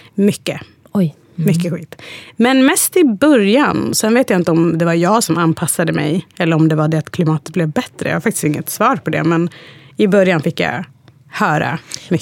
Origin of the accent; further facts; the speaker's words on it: Hudiksvall, Gävleborg County, Sweden; Swedish is a second language; moved away as an adult; also born or lived in Eritrea; är uppvuxen i en liten stad som heter Hudiksvall